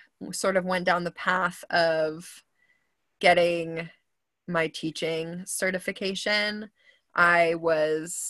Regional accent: Wisconsin, United States; moved away as an adult; now in Houston, United States; I grew up in Wisconsin. I've only been in Texas. Well, I say only, but it's been 10 years this year since I've been in Texas

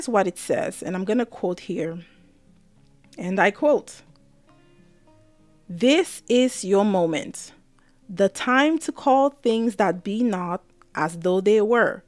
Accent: Cameroon; now in Maryland, United States; I'm Cameroonian. I was born in Cameroon before I came to the US.

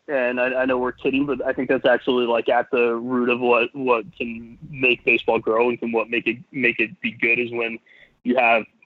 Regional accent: Tucson, Arizona, United States; also born or lived in Montreal, Canada; grew up in Tucson, Arizona.

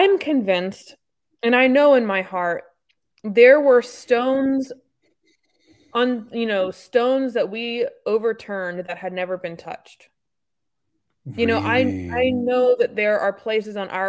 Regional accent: Wimberley, Texas, United States; also born or lived in Austin, Texas; we grew up in Wimberley, which is a adorable little hill country town just south

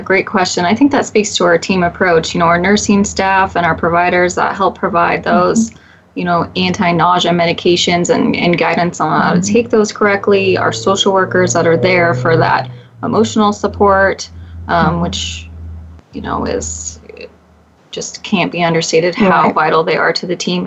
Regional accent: Redding, California, United States; moved away as an adult; also born or lived in Long Island, New York; now in Portland, United States; my hometown of Redding, California

